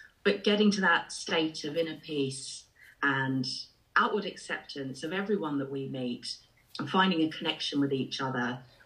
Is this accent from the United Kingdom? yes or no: yes; England, United Kingdom; accent: English; also born or lived in Ireland; now in Milton Keynes, United Kingdom; I was born in Ireland, and I came over to England when I was very young. I haven't got the accent anymore.